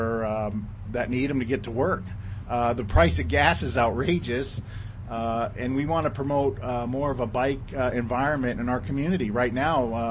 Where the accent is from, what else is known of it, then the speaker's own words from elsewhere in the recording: New York, United States; moved away; I wasn't brought up here. I was brought up in New York State